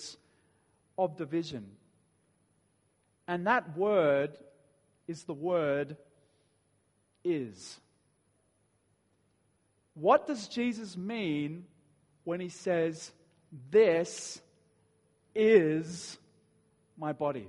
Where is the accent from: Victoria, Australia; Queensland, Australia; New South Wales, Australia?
New South Wales, Australia; Dapto; I grew up in Dapto